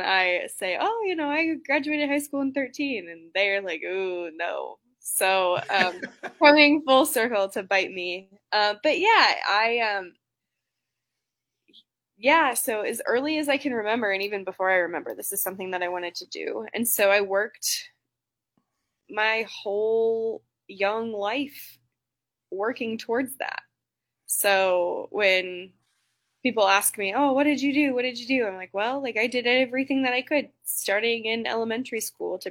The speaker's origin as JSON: {"language": "English", "region": "South Central Nebraska", "country": "United States", "tie": "born or raised there", "also_born_or_lived": "Lawrence, Kansas", "lives_now": "Lincoln, United States", "said": "I read every newspaper that I could get my hands on when I was little, growing up in South Central Nebraska."}